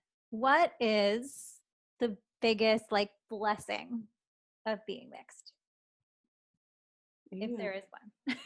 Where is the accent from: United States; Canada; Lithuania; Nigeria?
Canada; despite me like growing up mostly Canadian, I do feel this like stronger connection and pull to the Filipino part of me.